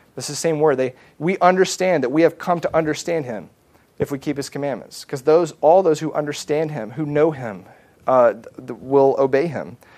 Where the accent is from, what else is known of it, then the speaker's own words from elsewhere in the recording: the South, United States; I grew up in the South